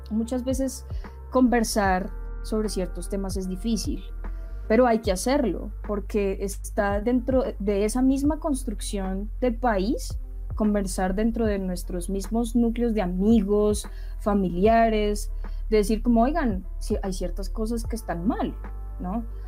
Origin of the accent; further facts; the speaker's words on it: Bogotá, Colombia; yo nací en Bogotá, eh, crecí en Bogotá mm, y después tuve la oportunidad de irme, pero volví a Bogotá